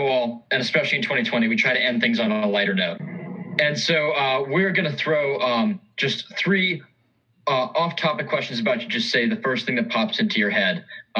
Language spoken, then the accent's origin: English; Seattle, Washington, United States; I'm from Seattle.